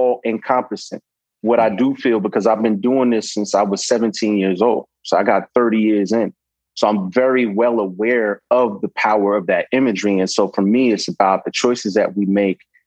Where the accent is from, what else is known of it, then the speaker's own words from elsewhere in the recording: New York City, New York, United States; I'm from New York, Brooklyn born and raised.